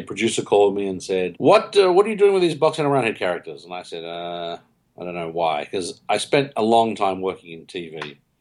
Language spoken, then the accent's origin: English; Melbourne, Victoria, Australia; I'm from Melbourne, Australia